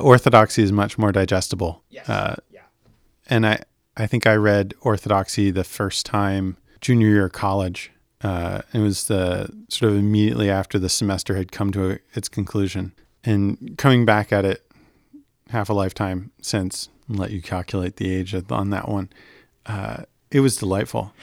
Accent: United States

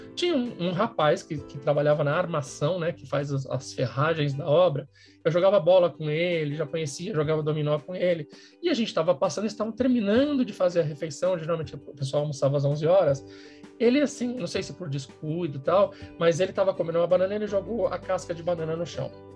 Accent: São Paulo, Brazil; sou de São Paulo, sempre morei em São Paulo

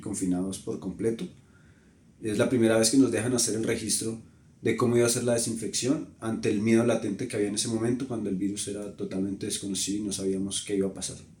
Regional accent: Colombia; also born or lived in Bogotá; Yo soy colombiano, soy de un país al que por años eh, globalmente lo han conocido por temas negativos

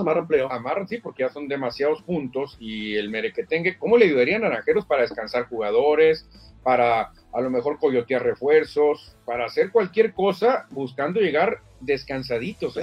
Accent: Mexico; como buenos mexicanos

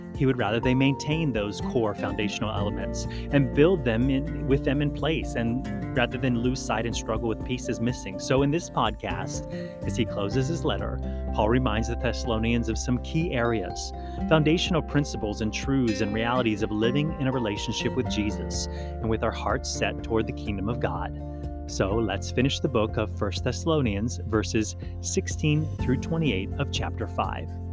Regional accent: Hawaii, United States; When I grew up in Hawaii, we participated in Hawaiian outrigger canoe racing

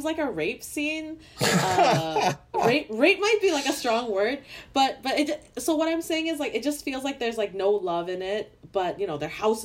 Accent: Canada; someone who grew up in Canada

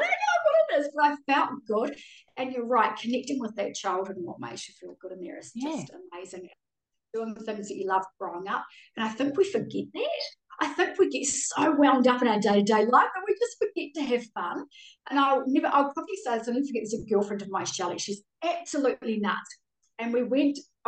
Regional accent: Auckland, New Zealand; accent: Kiwi; moved away as an adult; now in Australia; I grew up in West Auckland

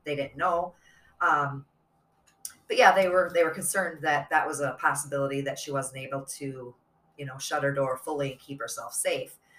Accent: Midwest, United States; we're from Midwest, tri-state area

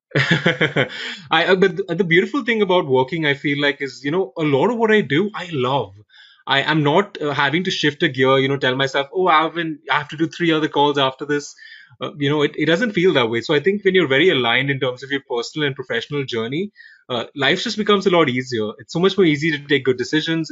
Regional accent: India; moved away; I'm originally from India.

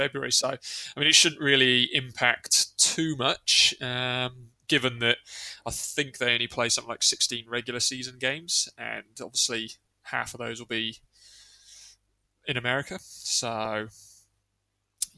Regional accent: England, United Kingdom; I'm an Englishman

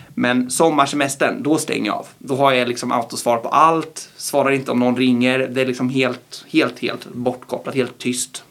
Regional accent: Linköping, Östergötland, Sweden; jobba i min hemstad

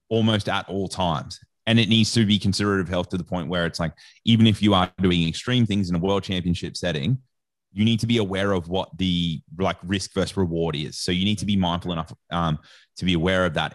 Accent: Australia; I don't know if you can tell from my accent or not, but I'm Australian.

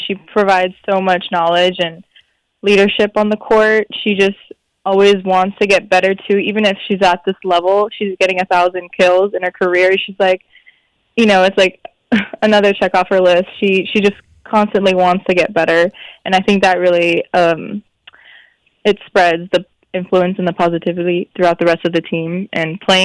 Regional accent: Hawaii, United States; also born or lived in Seattle; Hawaii, my hometown

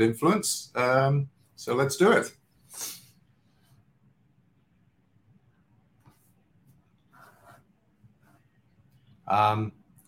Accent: London, United Kingdom; now in New York, United States; my background, as you can tell, I'm from London, but I'm based in New York. I've been here for much longer

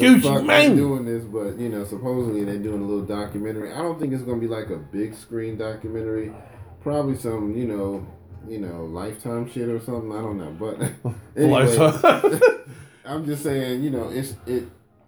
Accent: New York, United States; I'm from New York

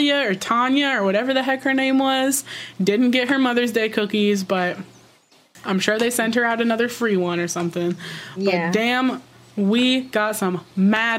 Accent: Vermont, United States; I'm from Vermont

